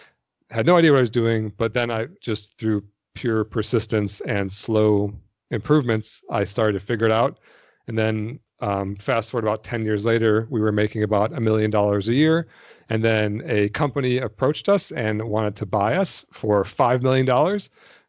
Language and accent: English; Detroit, Michigan, United States; I grew up in Detroit, so I was only about 4 hours from you or so.